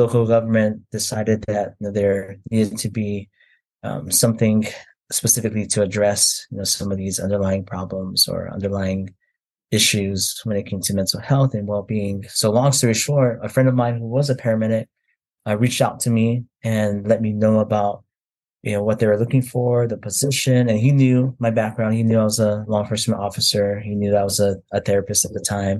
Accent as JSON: {"language": "English", "area": "Oahu", "region": "Hawaii", "country": "United States", "tie": "born or raised there", "moved": "as an adult", "lives_now": "North Carolina, United States", "said": "I'm originally from Hawaii. I was born and raised there on the island of Oahu"}